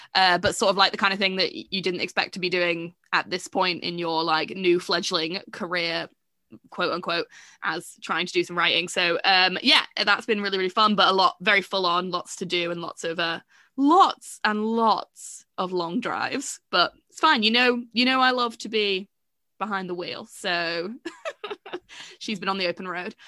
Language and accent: English; England, United Kingdom; I do feel like I am English